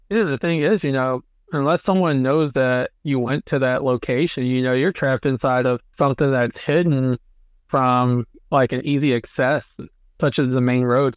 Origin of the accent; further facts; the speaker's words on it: near the Appalachians, United States; growing up near the Appalachians is uh, there's a mm-hmm. lot of really cool places to check out, not just in southwestern Virginia